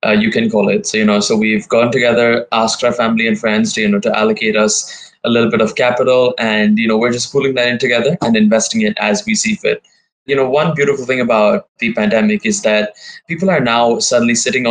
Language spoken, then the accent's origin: English; Dubai, United Arab Emirates; also born or lived in India; I've born and brought up here.